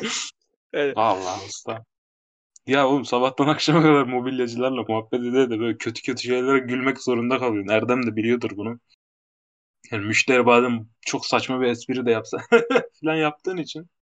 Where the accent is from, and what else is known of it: Maraş, Kahramanmaraş, Turkey